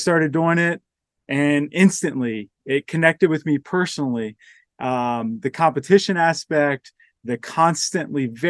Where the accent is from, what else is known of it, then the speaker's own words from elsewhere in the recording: Maryland, United States; moved away as an adult; now in Colorado, United States; I grew up in Maryland. So born on the East Coast